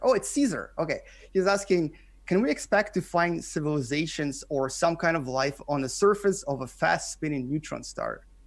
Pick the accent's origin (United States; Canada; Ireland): Canada; English is a second language; moved away as an adult; now in South Korea; I am a Canadian, I live in, in South Korea. I've been here since two thousand seven